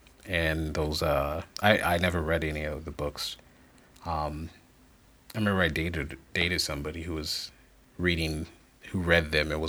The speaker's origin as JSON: {"language": "English", "town": "Chicago", "region": "Illinois", "country": "United States", "said": "because we're from the Chicagoland area"}